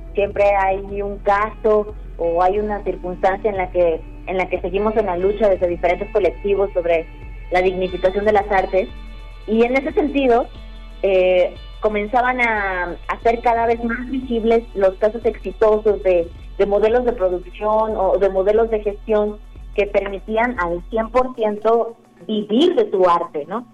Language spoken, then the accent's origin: Spanish; Mexico; now in Mexico City, Mexico; yo no soy, yo no nací en Ciudad de México